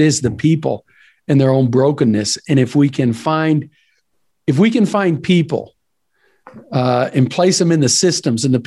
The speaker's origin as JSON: {"language": "English", "region": "East Texas", "country": "United States", "said": "I'm from East Texas"}